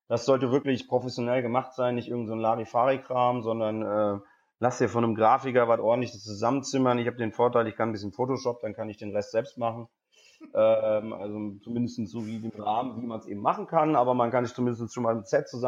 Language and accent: German; Cologne, North Rhine-Westphalia, Germany; Ich so, nee, ich komme aus Köln.